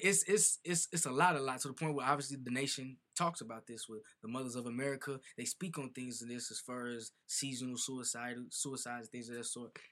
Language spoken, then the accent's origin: English; Chicago, Illinois, United States; I'm an artist from Chicago.